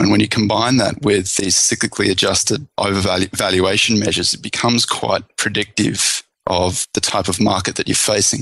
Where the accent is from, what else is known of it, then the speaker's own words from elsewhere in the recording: Australia; now in United States; I'm Australian originally